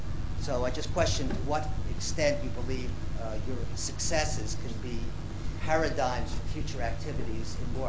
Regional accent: United States; also born or lived in Sweden; now in United Kingdom; As an American and a resident in Britain

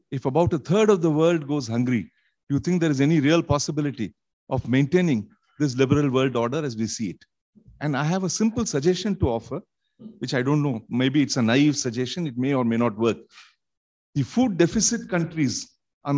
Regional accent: India; I'm from India.

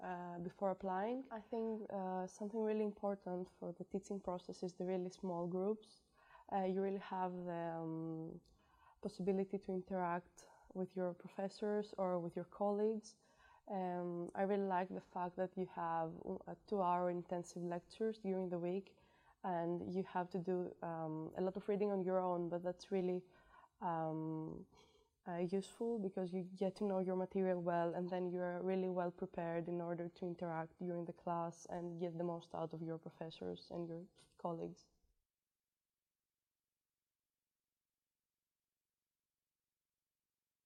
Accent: Greece; moved away; I'm from Greece

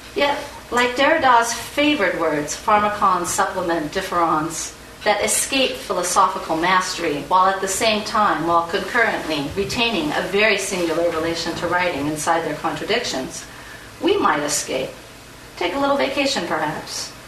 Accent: United States; as an American insider

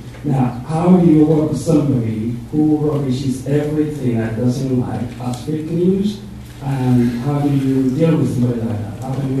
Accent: United States; I'm from the United States

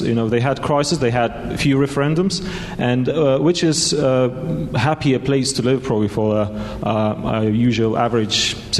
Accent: Lithuania; I'm from Lithuania

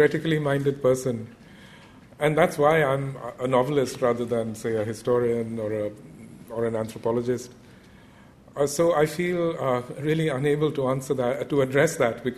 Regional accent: India; myself growing up in India

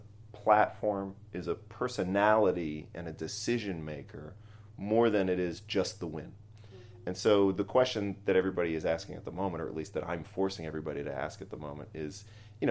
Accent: Boston, Massachusetts, United States; I'm a Boston Red Sox fan because I grew up in Boston.

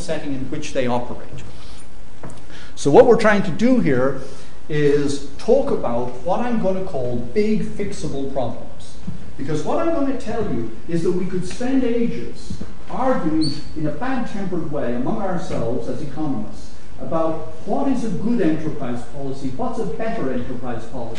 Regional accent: Ireland; I'm Irish

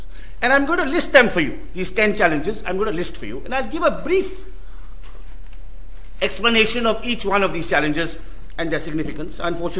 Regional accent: Bangalore, Karnataka, India; So that my hometown, Bangalore

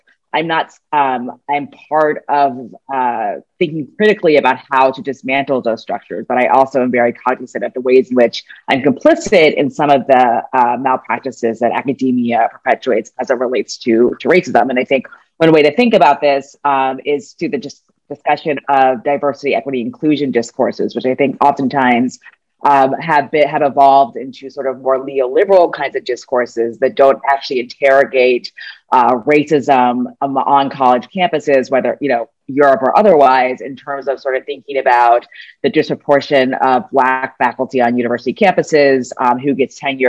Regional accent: United States; as an American, as a U.S. citizen

